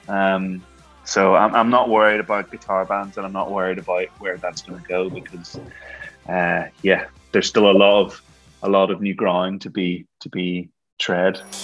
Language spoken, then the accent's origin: English; Ireland; I'm from Ireland. You know, we're from Ireland